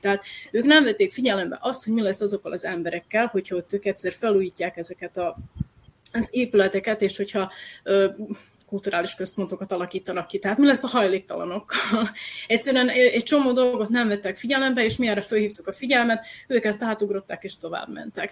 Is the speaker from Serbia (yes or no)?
yes; Novi Sad, Vojvodina, Serbia; én nem csak sodrosi vagyok, hanem újvidéki vagyok